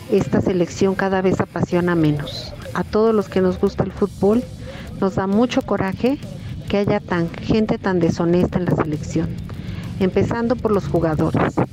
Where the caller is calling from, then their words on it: Mexico City, Mexico; de Ciudad de México.